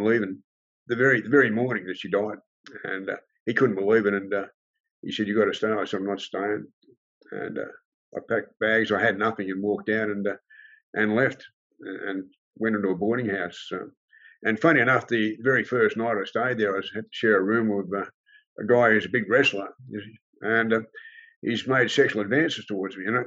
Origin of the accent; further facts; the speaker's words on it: Sydney, New South Wales, Australia; also born or lived in Fairfield; I grew up, Balmain, went to school there and in Fairfield